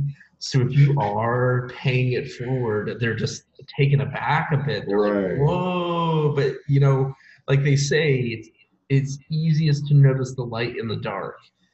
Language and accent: English; the American South, United States; moved away; also born or lived in Boston, Massachusetts / Bogota; I was raised in mostly in the American South, and I'm not used to really big cities.